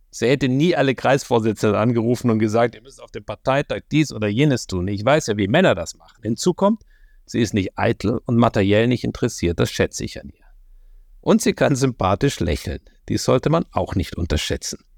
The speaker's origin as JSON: {"language": "German", "region": "Berlin", "country": "Germany", "tie": "born or raised there", "said": "West-Berlin wohnten und ein Jahr nach meiner Geburt nach Ost-Berlin gezogen sind."}